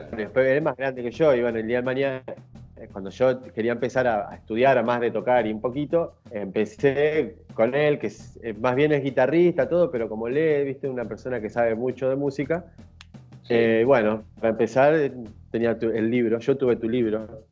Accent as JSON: {"language": "Spanish", "town": "Sastre Ortiz", "region": "Santa Fe", "country": "Argentina", "also_born_or_lived": "Brazil / Rio de Janeiro / Búzios", "moved": "as an adult", "lives_now": "Fuerteventura, Spain", "said": "Yo soy del interior de Santa Fe de un pueblo de 5.000 habitantes"}